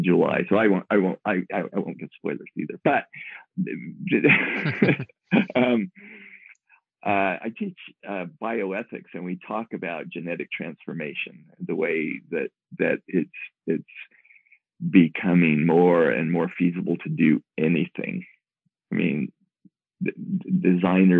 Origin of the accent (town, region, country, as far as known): Moab, Utah, United States; born or raised there